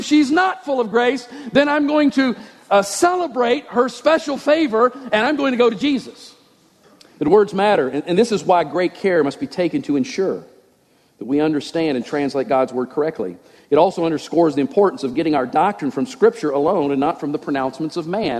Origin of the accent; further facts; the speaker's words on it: West Virginia, United States; I'm from West Virginia, folks. I don't speak that language.